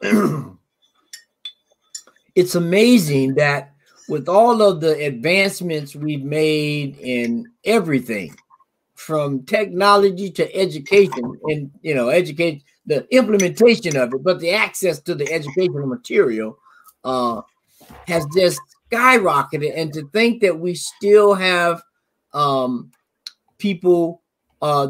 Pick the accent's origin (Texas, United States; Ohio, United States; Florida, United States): Florida, United States; Florida panhandle, United States; moved away; I'm from Florida. I'm from the panhandle of Florida. And my hometown is, you know, 30 miles. So I can be in Georgia